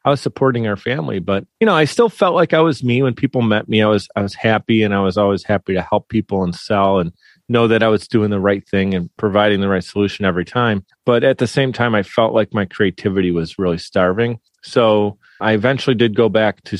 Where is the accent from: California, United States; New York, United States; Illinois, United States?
New York, United States; Buffalo; We're from Buffalo, New York